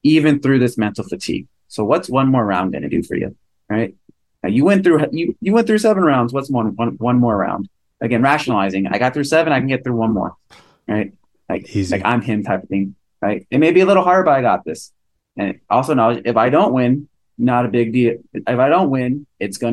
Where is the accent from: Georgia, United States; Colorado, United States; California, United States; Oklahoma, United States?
California, United States; we're all from California